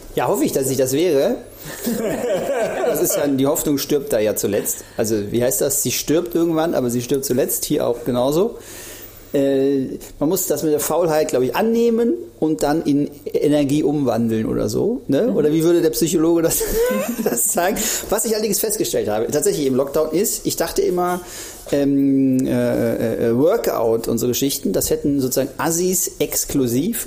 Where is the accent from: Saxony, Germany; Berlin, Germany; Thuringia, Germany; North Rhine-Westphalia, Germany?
North Rhine-Westphalia, Germany; Krefeld; moved away as an adult; also born or lived in Duisburg / Siegen / Cologne; in Krefeld aufgewachsen, äh, also sozusagen Niederrhein ist das ja